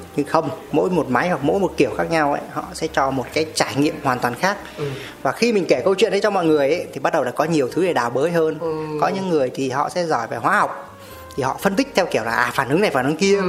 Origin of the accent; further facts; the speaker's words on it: Sóc Sơn, Hanoi, Vietnam; em là ở Hà Nội Sóc Sơn